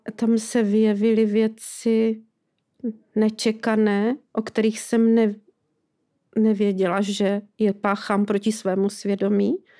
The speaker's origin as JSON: {"language": "Czech", "town": "Lešná", "region": "Zlín Region", "country": "Czechia", "tie": "born or raised there", "also_born_or_lived": "Rožnov pod Radhoštěm", "lives_now": "Valašská Bystřice, Czechia", "said": "já jsem prožívala dětství u babičky v Lešné, u Valašského Meziříčí"}